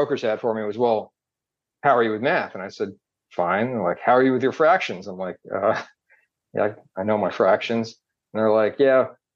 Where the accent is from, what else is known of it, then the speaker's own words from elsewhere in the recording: New Jersey, United States; moved away as an adult; also born or lived in Massachusetts; I grew up in New Jersey, and then I went to BC